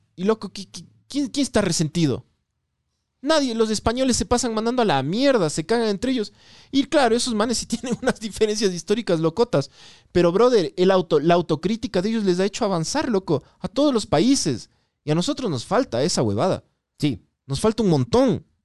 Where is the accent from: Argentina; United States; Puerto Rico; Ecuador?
Ecuador; yo soy de Ecuador